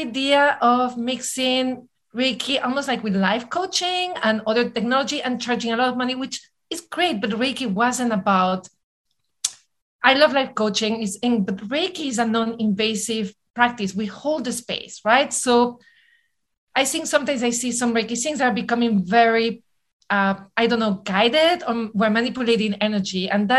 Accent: New York City, New York, United States; I'm a New Yorker. We have the attention span of a mosquito, right?

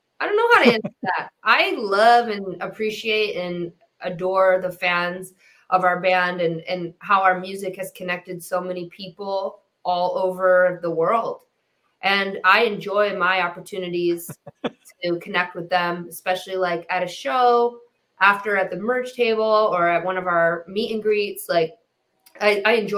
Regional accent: Detroit, Michigan, United States; I was raised in Detroit, and I came up with these Midwest values

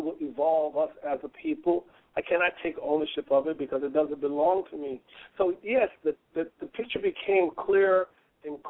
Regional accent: Houston, Texas, United States; moved away as an adult; also born or lived in Brooklyn, New York; my attorney, Ricky Anderson, there in my hometown of Houston

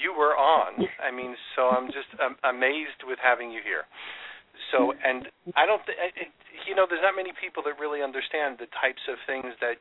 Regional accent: New York, United States; I grew up in New York

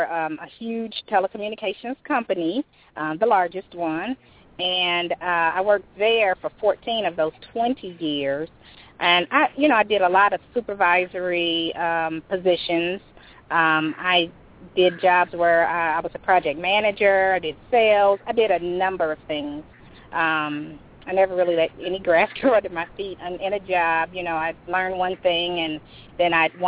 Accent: Indianapolis, Indiana, United States; it was a great place to grow up, So I've always just, you know, I went to college in Indiana. I obviously grew up here

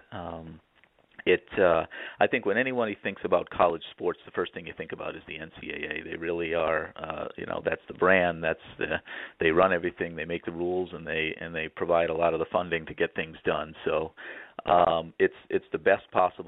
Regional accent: New England, United States; moved away as an adult; also born or lived in New York City; I grew up in New England, which is not a hotbed for beach volleyball

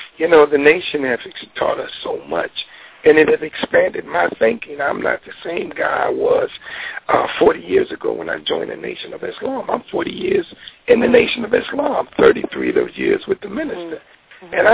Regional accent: United States; I come from America

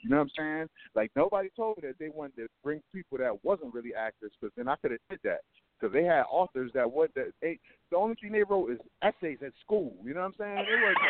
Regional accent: Bridgeport, Connecticut, United States; now in Atlanta, United States; I'm originally from Bridgeport, Connecticut.

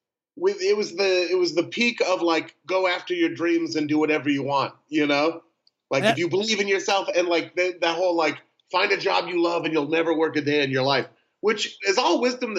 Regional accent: Portland, Oregon, United States; now in Los Angeles, United States; I live in LA and I'm from Portland

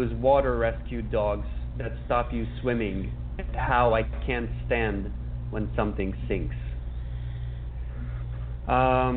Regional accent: Budapest, Hungary; I was born and raised in Budapest

